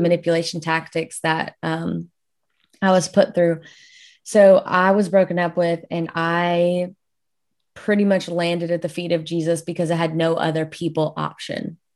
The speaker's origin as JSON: {"language": "English", "region": "South Louisiana", "country": "United States", "said": "I'll say that I am from Louisiana, like, South Louisiana."}